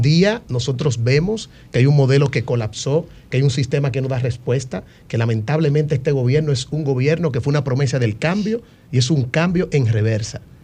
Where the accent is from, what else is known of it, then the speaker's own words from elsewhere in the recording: Dominican Republic; como joven y como dominicano